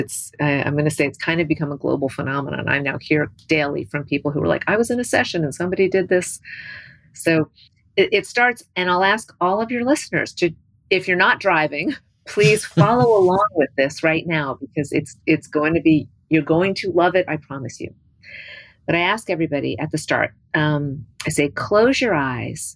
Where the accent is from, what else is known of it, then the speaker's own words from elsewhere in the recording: New Albany, Indiana, United States; I grew up in New Albany, Indiana, and Hubble was a science teacher at my high school